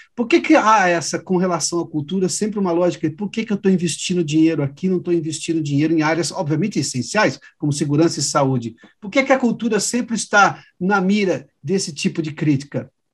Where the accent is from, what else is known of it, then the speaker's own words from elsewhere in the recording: interior of São Paulo, Brazil; Eu sou do interior de São Paulo